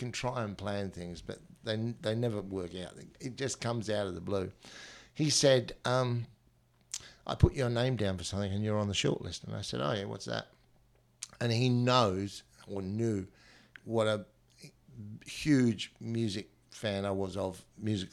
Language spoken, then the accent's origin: English; London, United Kingdom; now in Australia; being a child of the 60s and growing up in London